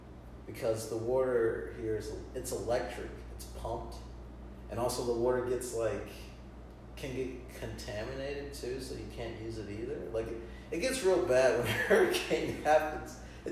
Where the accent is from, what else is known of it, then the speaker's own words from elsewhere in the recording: Georgia, United States; now in Florida, United States; I'm from Georgia, so it's very similar. Like, you know, it's the South, so you're going to hear the twang and the accents.